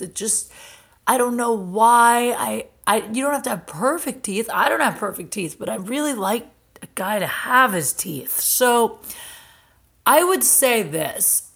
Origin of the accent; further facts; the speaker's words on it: Canton, Ohio, United States; doing a show at my hometown, Canton, Ohio